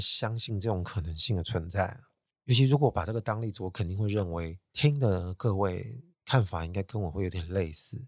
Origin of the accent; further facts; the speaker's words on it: Taiwan; 要我们台湾人认错实在太难了